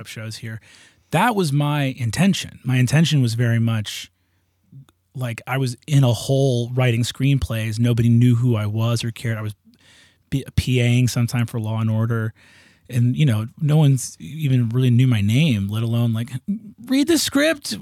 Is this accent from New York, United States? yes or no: yes; New York, United States; also born or lived in Hudson Valley, New York; I grew up in New York. Part of the time in the cities, when I was very little, I was in the city